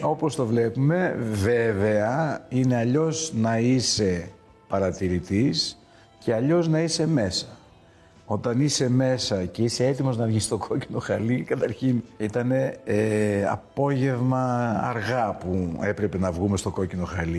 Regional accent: Greece; Εμείς ως Έλληνες και ως outsiders

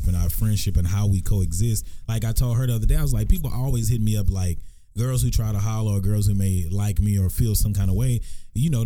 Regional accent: Texarkana, United States; born or raised there; moved away

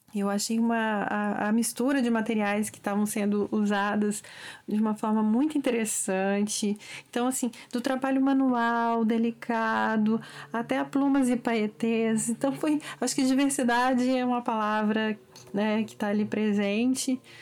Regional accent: Brazil; um olhar como brasileiros em geral

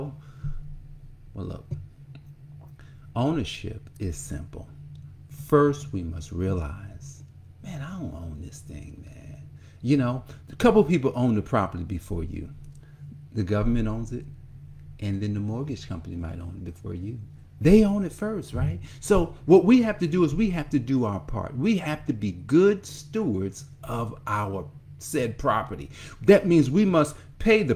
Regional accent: Newark, New Jersey, United States; I grew up in Newark, New Jersey, and I can see Newark right now

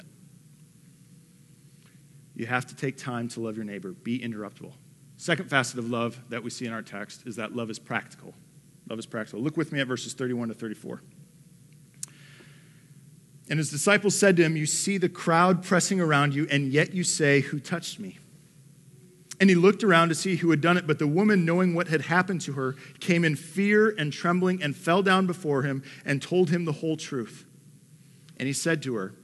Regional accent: Detroit, Michigan, United States; moved away; I'm from the Motor City. Like, I'm from Detroit

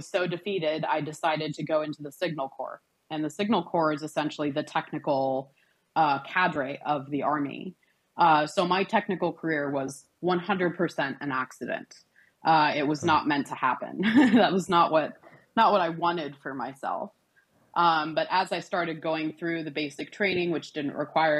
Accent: Cairo, Cairo Governorate, Egypt; moved away as an adult; now in United States; born and raised in Cairo, Egypt

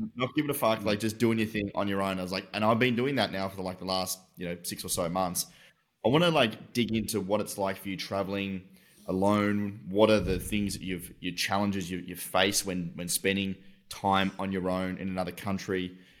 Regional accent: Tasmania, Australia; I'm from Tasmania

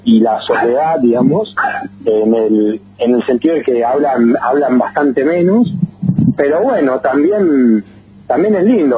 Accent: Buenos Aires, Argentina; also born or lived in General Alvear; si bien me crié en Buenos Aires, el capital, desde chiquitito, chiquitito

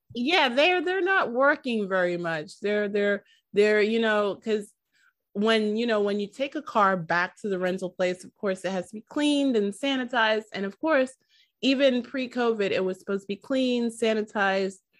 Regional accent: New York City, New York, United States; I am from New York

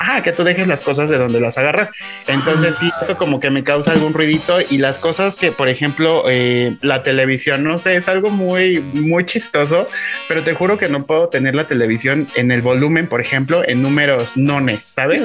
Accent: Mexico; somos mexicanos

